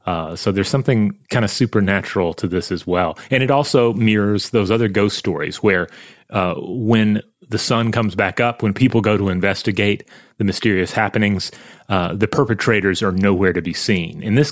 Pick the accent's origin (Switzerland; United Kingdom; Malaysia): United Kingdom; Wales; Anyway, growing up in South Wales, we have a very rich history of legends.